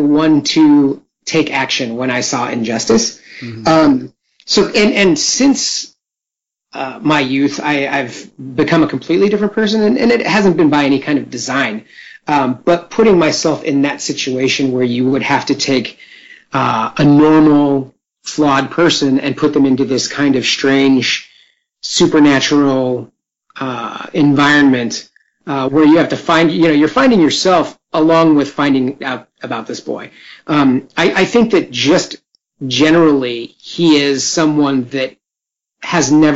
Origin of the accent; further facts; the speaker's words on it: West Coast, United States; I'm on the West Coast, born and raised.